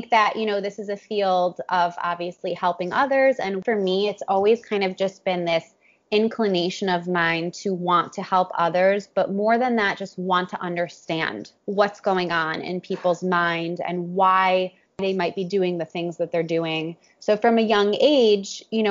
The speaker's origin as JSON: {"language": "English", "town": "Cleveland", "region": "Ohio", "country": "United States", "also_born_or_lived": "New York", "moved": "yes", "lives_now": "Miami, United States", "said": "I'm from Cleveland, Ohio, originally"}